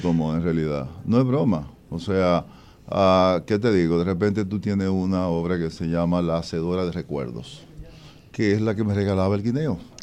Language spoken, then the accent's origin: Spanish; Moca, Espaillat, Dominican Republic; en mi pueblo natal, Moca